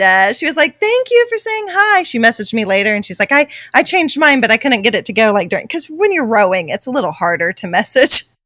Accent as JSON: {"language": "English", "country": "United States", "said": "I'm an American"}